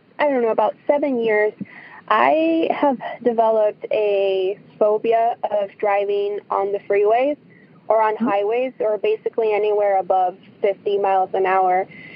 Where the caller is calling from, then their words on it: Tucson, Arizona, United States; I'm calling from Tucson, Arizona.